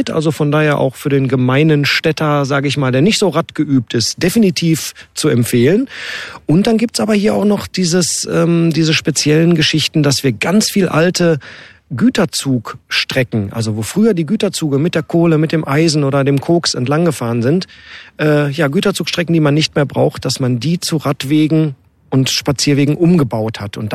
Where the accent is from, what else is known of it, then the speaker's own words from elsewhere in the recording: North Rhine-Westphalia, Germany; weil da das Herz des Fußballs schlägt hier bei uns im Ruhrgebiet.